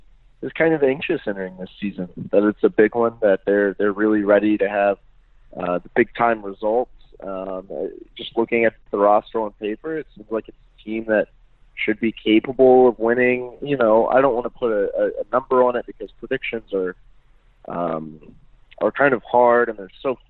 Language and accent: English; Amarillo, Texas, United States; moved away as an adult; also born or lived in Oklahoma / Chicago; now in Michigan, United States; I was born and raised in Amarillo, Texas.